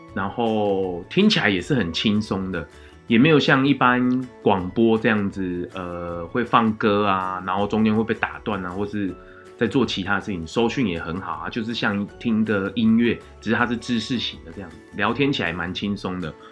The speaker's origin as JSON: {"language": "Chinese", "region": "Changhua County", "country": "Taiwan", "tie": "born or raised there", "said": "我是彰化出生的小孩"}